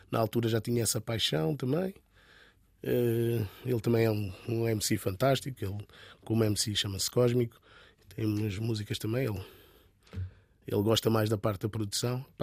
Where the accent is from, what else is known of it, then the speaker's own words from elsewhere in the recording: Angola; born there; Sim, eu nasci em Angola, mas meus pais são cabo-verdianos.